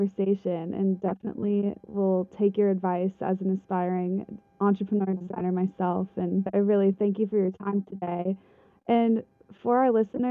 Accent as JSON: {"language": "English", "region": "Midwest", "country": "United States", "tie": "born or raised there", "said": "growing up in the Midwest who always dreamed of going to Parsons"}